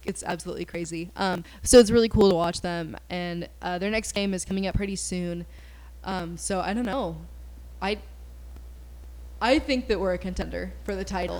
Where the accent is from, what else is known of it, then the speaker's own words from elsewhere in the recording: Kansas, United States; we're from Kansas